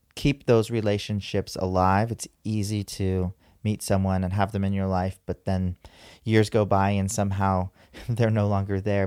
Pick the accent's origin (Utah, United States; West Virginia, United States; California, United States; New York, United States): California, United States; San Diego; I was born and raised here in San Diego